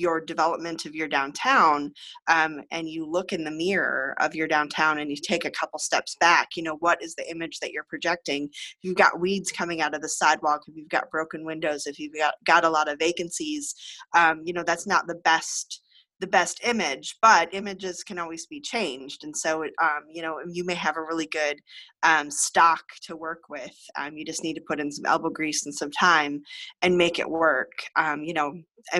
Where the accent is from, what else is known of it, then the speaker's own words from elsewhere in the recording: Illinois, United States; moved away as an adult; Illinois, where I'm from